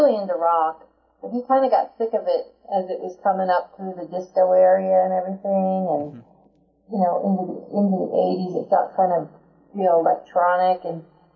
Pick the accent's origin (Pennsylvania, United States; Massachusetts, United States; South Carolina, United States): Pennsylvania, United States; Philadelphia; I grew up in the Philadelphia area